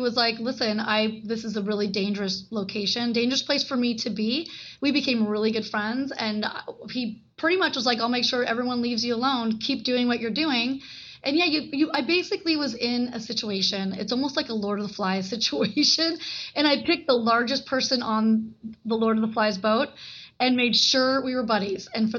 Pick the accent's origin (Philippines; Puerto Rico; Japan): Japan; born there; He was in the Vietnam War. I was born in Japan, and he literally treated me like there is nothing you can't do.